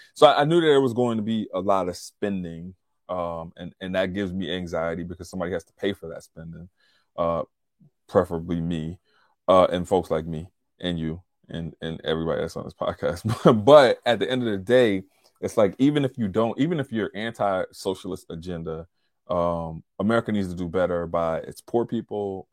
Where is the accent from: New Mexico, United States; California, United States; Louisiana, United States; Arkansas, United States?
Louisiana, United States; Covington; moved away; I was in Covington, Louisiana, my hometown.